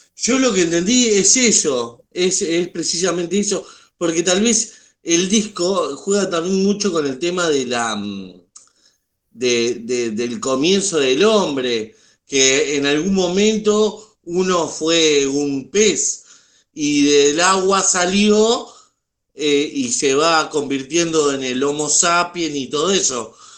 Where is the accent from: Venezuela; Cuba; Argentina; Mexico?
Argentina; yo como argentino